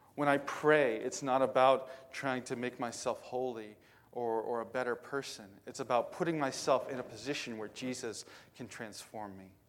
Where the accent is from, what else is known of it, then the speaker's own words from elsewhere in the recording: Indiana, United States; now in western Pennsylvania, United States; I grew up in Indiana where everything's flat